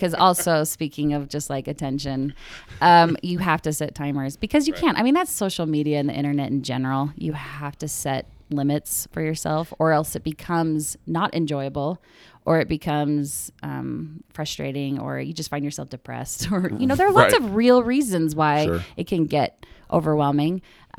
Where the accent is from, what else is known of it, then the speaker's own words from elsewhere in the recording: Mesa, Arizona, United States; I grew up in Arizona. {S2} Okay. {S3} Mesa, which is like, you know, Provo light.